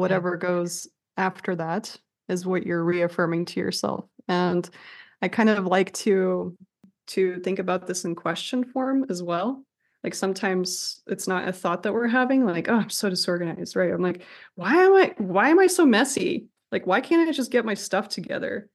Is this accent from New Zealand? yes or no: no; Russia; moved away; I'm from Russia